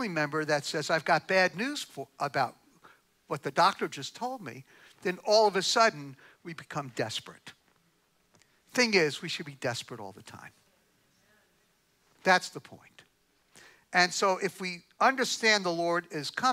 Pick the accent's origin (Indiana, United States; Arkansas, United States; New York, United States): New York, United States; I'm from New York